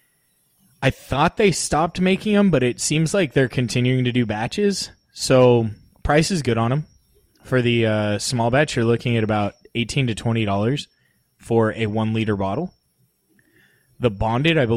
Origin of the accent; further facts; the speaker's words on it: California, United States; we're from California